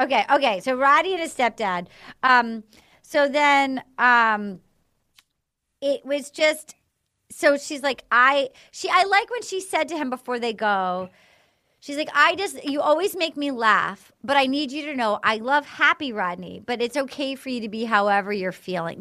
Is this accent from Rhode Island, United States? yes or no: yes; Little Compton, Rhode Island, United States; from my hometown, like my, any dad from Little Compton, Rhode Island